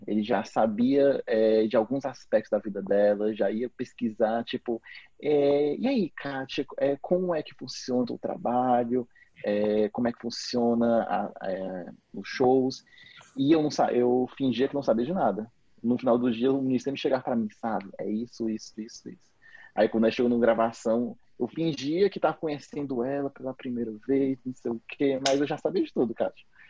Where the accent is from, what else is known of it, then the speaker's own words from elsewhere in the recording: Fortaleza, Ceará, Brazil; a gente é de Fortaleza.